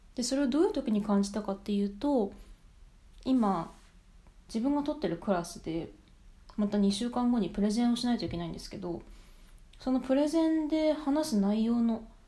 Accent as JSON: {"language": "Japanese", "country": "Japan", "also_born_or_lived": "United Kingdom", "moved": "yes", "lives_now": "Canada", "said": "自分自身が日本人として"}